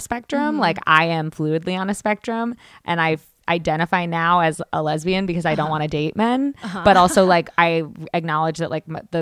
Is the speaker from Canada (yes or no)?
yes; Canada; moved away as an adult; now in United States; I'm Canadian